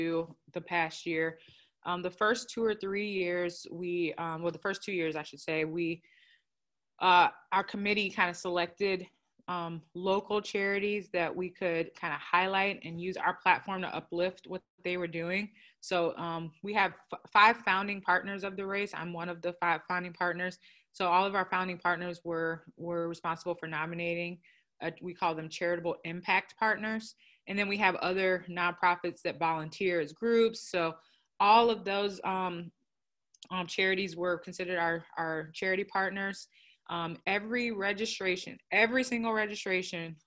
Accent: United States; My father's Nigerian, but I'm American. I grew up in the States. I've never been to Nigeria.

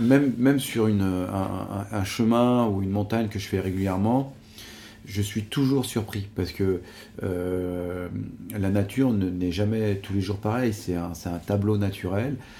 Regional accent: Savoie, Auvergne-Rhône-Alpes, France; je suis un enfant du pays. je voilà, quoi, j'ai, grandi ici.

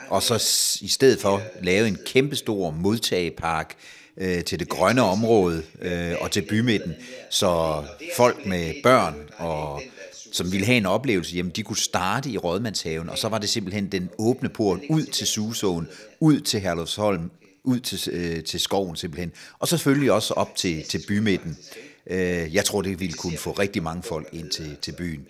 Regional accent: Ribe, Southern Denmark, Denmark; moved away as an adult; now in Næstved, Denmark; jeg er barnefødt i Ribe

